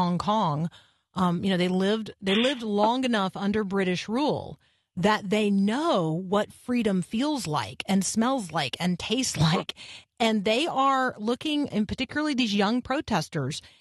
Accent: United States; me, an American

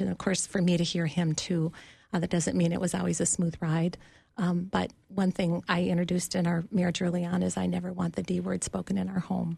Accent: Duluth, Minnesota, United States; now in Bloomington, United States; I grew up in Duluth, and when I was entering high school, my family moved down to Minneapolis

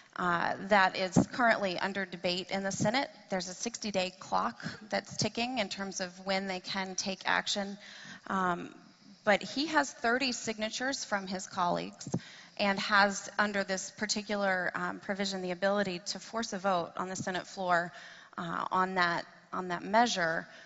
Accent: Tennessee, United States; I am from uh, Tennessee, that's my home state

